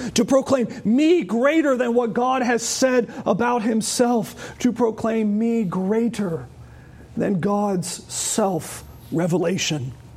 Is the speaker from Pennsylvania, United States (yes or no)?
no; Charlotte, North Carolina, United States; I remember as a child actually growing up in Charlotte